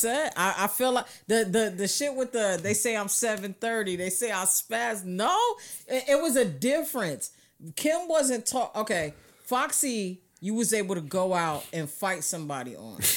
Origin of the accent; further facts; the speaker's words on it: New York, United States; now in New Jersey, United States; I'm from New York